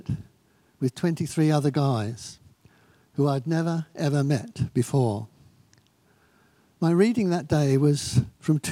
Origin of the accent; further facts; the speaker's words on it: Eastbourne, South East England, United Kingdom; I was born in Eastbourne Maternity Hospital in Upperton Road